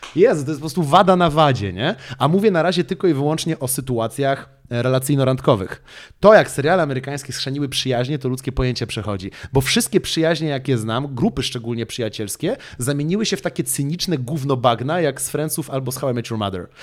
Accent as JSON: {"language": "Polish", "country": "Poland", "said": "my w Polsce"}